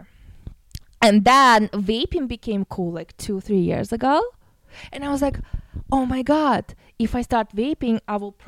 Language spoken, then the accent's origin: English; Russia; moved away; I'm from Russia